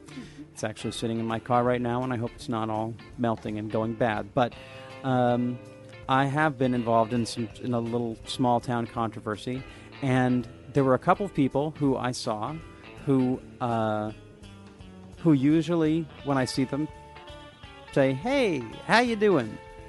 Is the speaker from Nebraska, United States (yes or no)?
no; Olympia, Washington, United States; I grew up in Olympia.